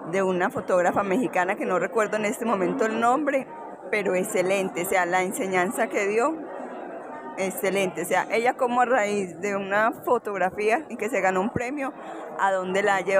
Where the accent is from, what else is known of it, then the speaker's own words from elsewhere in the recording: Jardín, Antioquia, Colombia; also born or lived in Medellín; ¿De dónde vienes? Bueno, vengo de Medellín, especialmente del municipio de Jardín, Antioquia.